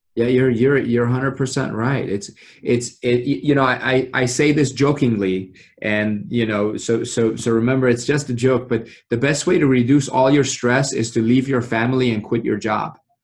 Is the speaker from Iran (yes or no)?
yes; Iran; now in Frederick, United States; growing up in Iran